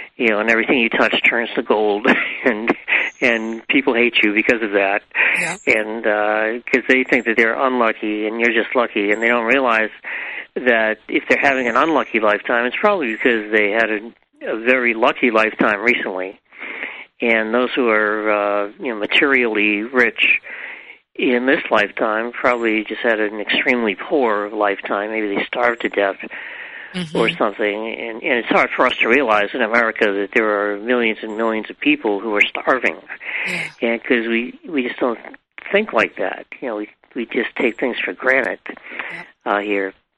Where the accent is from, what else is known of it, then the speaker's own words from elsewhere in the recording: New England, United States; I grew up in New England